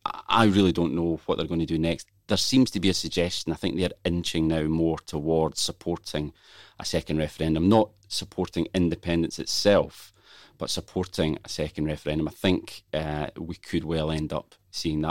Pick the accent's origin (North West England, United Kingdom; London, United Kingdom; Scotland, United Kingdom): Scotland, United Kingdom; accent: Scottish; you can tell from my accent where I'm from.